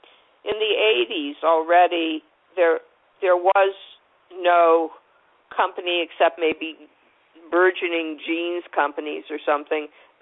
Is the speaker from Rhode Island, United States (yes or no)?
no; California, United States; Because I was from California, every time daylight savings changed, I'd get depressed